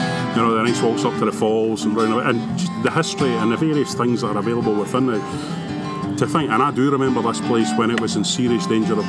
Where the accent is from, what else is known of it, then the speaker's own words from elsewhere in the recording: Lanark, Scotland, United Kingdom; also born or lived in Kirkfieldbank; I live in Tiffle Bank, but born and bred in Lanark. Well, I've been away for a number of years, but I'm back in the area again. So I'm in Tiffle Bank these days.